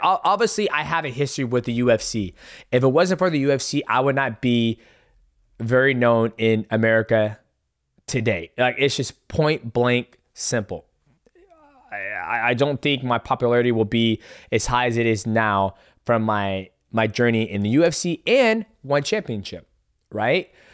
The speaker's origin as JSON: {"language": "English", "town": "Seattle", "region": "Washington", "country": "United States", "tie": "born or raised there", "said": "in Seattle, Washington, my hometown"}